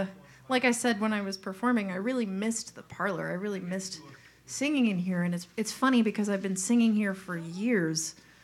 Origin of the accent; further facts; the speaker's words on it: Long Island, New York, United States; moved away as an adult; and then I'm from Long Island, New York, and when I was 27, I looked around